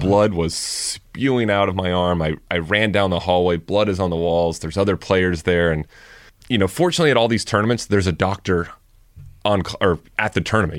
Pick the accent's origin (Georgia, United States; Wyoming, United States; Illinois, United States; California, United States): California, United States; Thousand Oaks; I grew up in Thousand Oaks